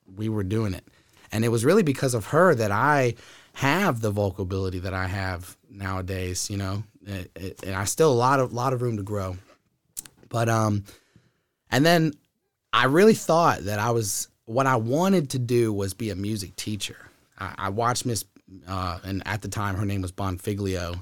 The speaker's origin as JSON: {"language": "English", "town": "Huddleston", "region": "Virginia", "country": "United States", "tie": "born or raised there", "also_born_or_lived": "Sacramento, California", "said": "when I was two years old, adopted, raised in Huddleston, Virginia"}